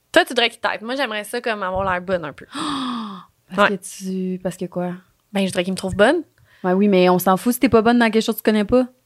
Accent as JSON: {"language": "French", "town": "Thetford Mines", "region": "Quebec", "country": "Canada", "lives_now": "Sherbrooke, Canada", "said": "L'année passée, j'ai déménagé avec une de mes bonnes amies à Sherbrooke pour l'université. On vient tous les deux de Thetford Mines. Oh, je dis-tu comme il faut? Thetford Mines, oui."}